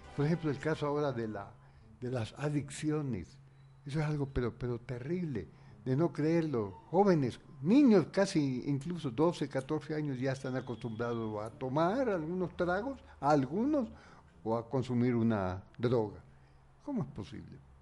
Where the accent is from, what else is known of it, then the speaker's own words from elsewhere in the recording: Spain; now in Ecuador; En realidad yo soy español ecuatoriano. Español